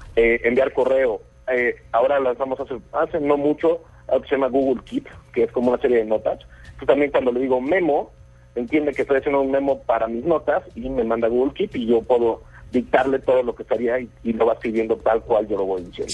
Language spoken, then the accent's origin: Spanish; Mexico; yo soy mexicano